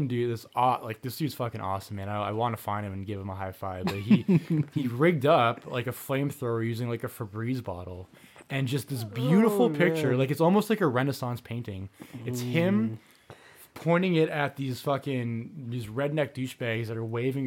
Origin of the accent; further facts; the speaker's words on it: Canada; We're Canadian